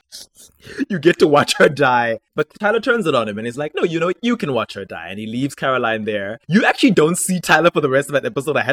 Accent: South Africa; I'm South African.

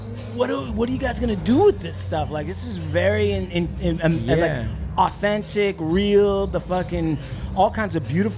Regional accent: Washington, United States; I grew up on a reservation. I went to reservation school.

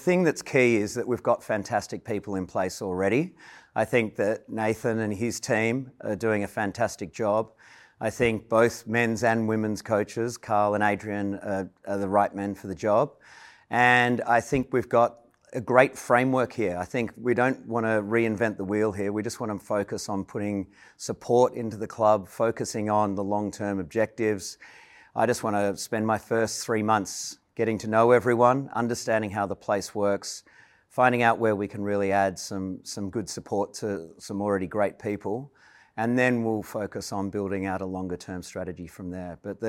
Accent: Melbourne, Victoria, Australia; also born or lived in London; I grew up in Melbourne, so I was an AFL fan

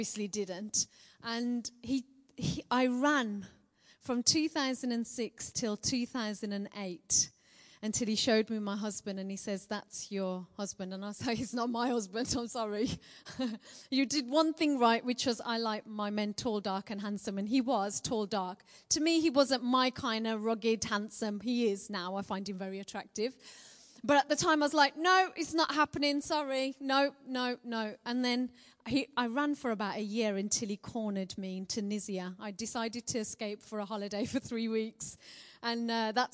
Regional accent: Birmingham, West Midlands, United Kingdom; accent: Birmingham; I'm a Brummie born and bred girl

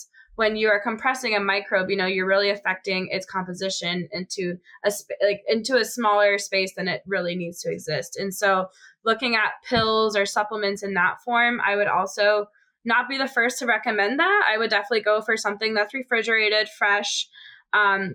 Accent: Boston, Massachusetts, United States; moved away; I'm from Boston

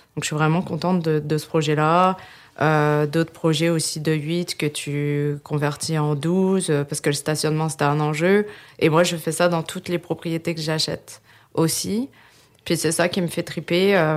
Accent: France; moved away as an adult; now in Quebec, Canada; je suis née en France et je suis au Québec depuis 2011.

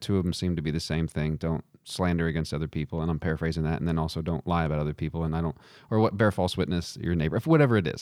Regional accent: Texas, United States; I'm from Texas

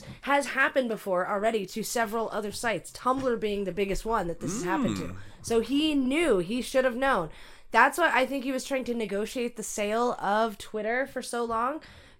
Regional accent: California, United States; also born or lived in Arizona; Oh my God! You know I'm from California, you dick face.

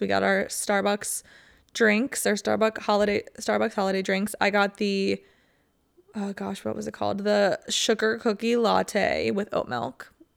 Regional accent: Ohio, United States; moved away; I used to wanna get out of Ohio winter so bad

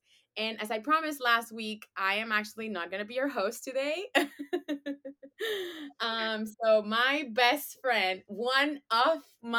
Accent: Venezuela; moved away; I am from Venezuela.

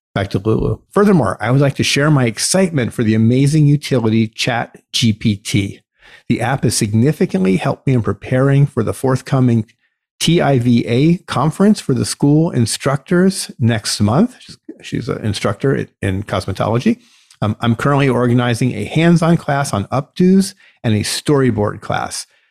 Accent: United States; our rights as American

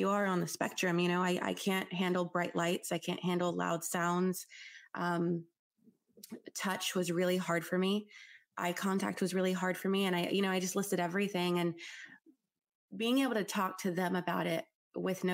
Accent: New Orleans, Louisiana, United States; I was born in New Orleans, which I know is a moldy place, floods all the time

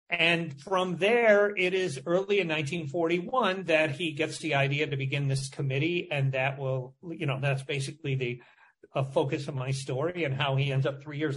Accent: Michigan, United States; moved away; also born or lived in Washington; I grew up in Michigan. I went to the University of Michigan Journalism School.

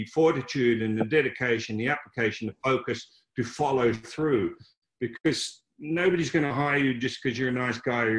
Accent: Melbourne, Victoria, Australia; I grew up in Croydon, which is a suburb of Melbourne, Australia

